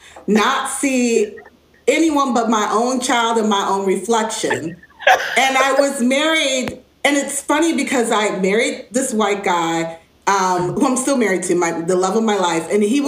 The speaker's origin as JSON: {"language": "English", "town": "Cleveland", "region": "Ohio", "country": "United States", "also_born_or_lived": "Chicago", "said": "I come from Chicago. First I came from Ohio, Cleveland area, and I had lots of family."}